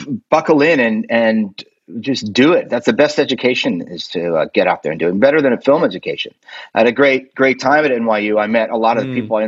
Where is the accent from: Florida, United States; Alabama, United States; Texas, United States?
Florida, United States; also born or lived in Queens, New York / Cork, Ireland (ancestry); I was born in Queens, New York, and was in the school system there just for a little bit. I moved down to Florida when I was 5 years old